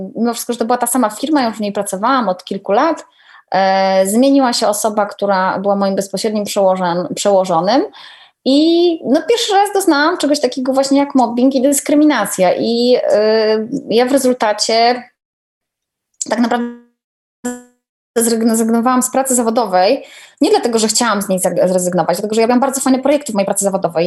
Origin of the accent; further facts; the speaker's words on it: Gdynia, Pomeranian Voivodeship, Poland; also born or lived in Częstochowa / Słupsk; now in Warsaw, Poland; Obecnie mieszkam w Warszawie, ale wiesz, jestem gdynianką